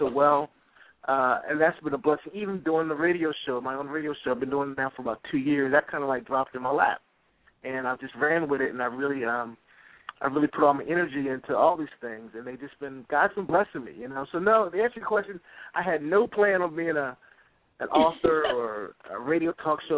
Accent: Baltimore, Maryland, United States; also born or lived in Washington, D.C.; I'm from Baltimore, Maryland originally

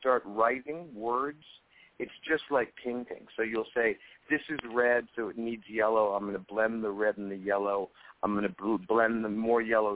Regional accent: Los Angeles, California, United States; I grew up in Hollywood

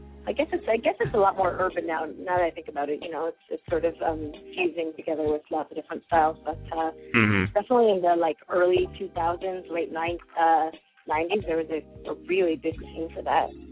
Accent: Canada; I'm a Canadian soul jazz artist.

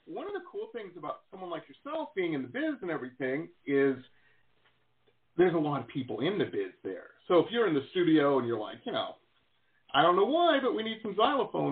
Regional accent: Detroit, Michigan, United States; moved away as an adult; also born or lived in Boston / San Diego; I grew up in Metro Detroit.

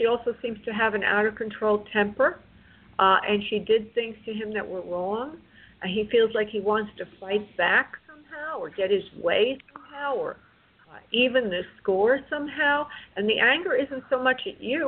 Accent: New York, United States; moved away; I'm from New York.

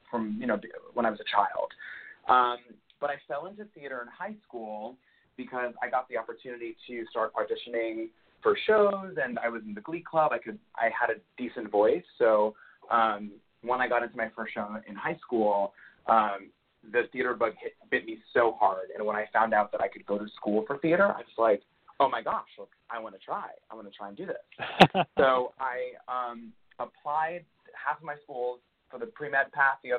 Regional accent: New York City, New York, United States; I'm originally from New York. I was born in Queens

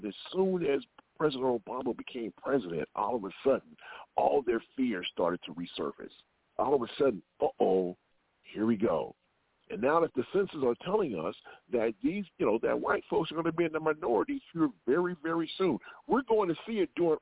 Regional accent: Southern Illinois, United States; I grew up in Southern Illinois

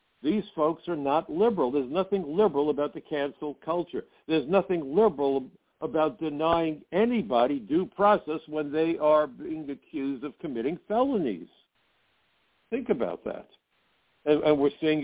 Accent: New York City, New York, United States; my hometown, New York City

